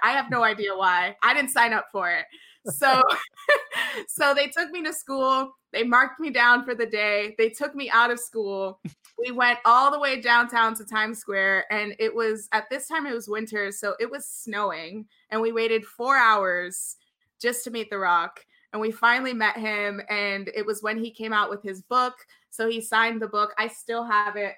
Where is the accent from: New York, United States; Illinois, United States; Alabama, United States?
New York, United States; growing up in New York